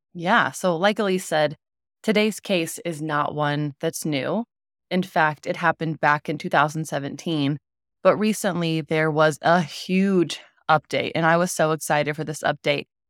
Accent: Southern Indiana, United States; I grew up in Southern Indiana

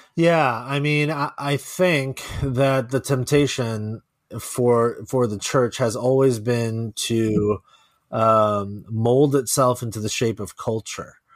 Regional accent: Silicon Valley, California, United States; I wasn't born here, but I was raised here. Yeah, I moved here, like, before I can remember

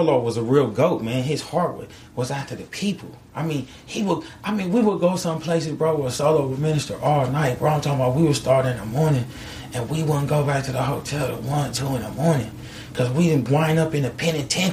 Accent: California, United States; I'm from California

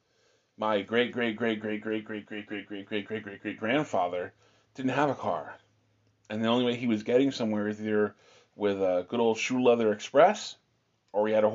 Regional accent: Pennsylvania, United States; also born or lived in the South (US); now in Southern United States; we live in the South now, and we are from the North, my family and I. And for us in Pennsylvania

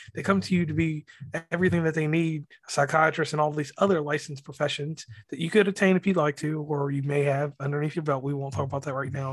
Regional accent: West Virginia, United States; I'm from the South. I'm from West Virginia

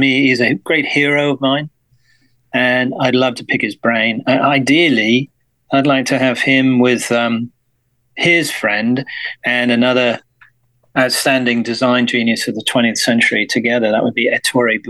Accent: West Midlands of England, United Kingdom; I grew up in the West Midlands of England

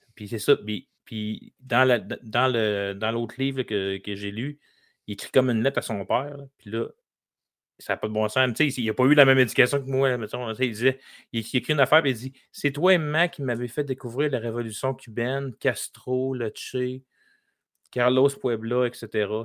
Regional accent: Lévis, Quebec, Canada; j'ai grandi dans un bungalow

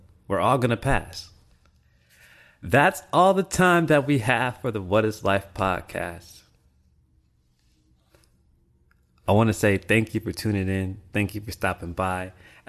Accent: Japan; also born or lived in Mississippi, United States / Florida, United States; I grew up in Japan, influenced by Buddhist beliefs. And then in Mississippi, you know, straight Baptist church.

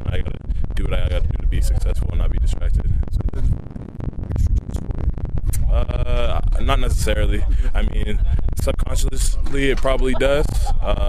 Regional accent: Los Angeles, California, United States; moved away as an adult; now in Utah, United States; growing up in Pedro, everyone's like a USC fan

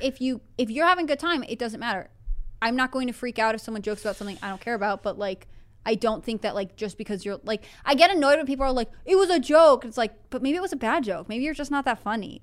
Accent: Northeast, United States; moved away; I grew up in the Northeast. Like, I grew up in driving distance of New York City

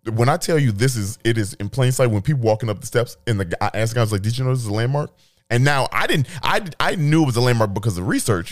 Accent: Chicago, Illinois, United States; I'm from Chicago

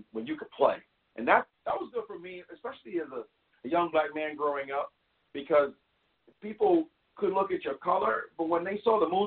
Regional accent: New York City, New York, United States; In Brownsville, we say never ran, never will. That's where I grew up

